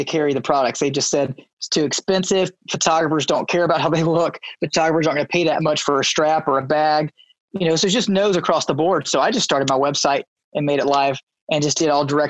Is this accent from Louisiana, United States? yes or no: yes; Baton Rouge, Louisiana, United States; moved away as an adult; also born or lived in Tulsa, Oklahoma; now in Bixby, United States; I was born and raised in Baton Rouge, Louisiana.